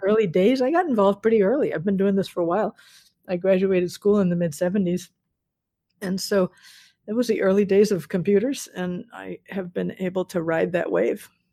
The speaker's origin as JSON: {"language": "English", "town": "Newton", "region": "Massachusetts", "country": "United States", "tie": "born or raised there", "said": "I grew up in Newton"}